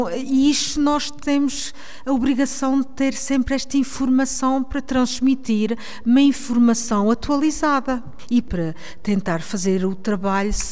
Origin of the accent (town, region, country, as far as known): Geneva, Switzerland; born or raised there; also born or lived in Covilhã, Portugal